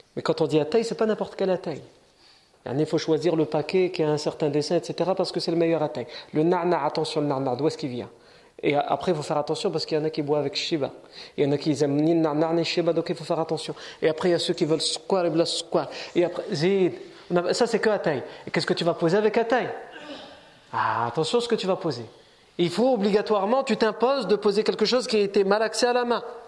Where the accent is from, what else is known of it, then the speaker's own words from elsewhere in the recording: France; on est né ici, on est français, on est chez nous